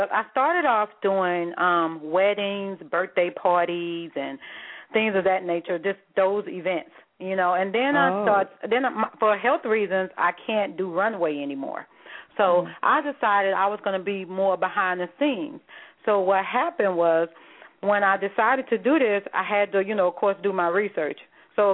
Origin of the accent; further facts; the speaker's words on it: the South, United States; I'm from the South, and everybody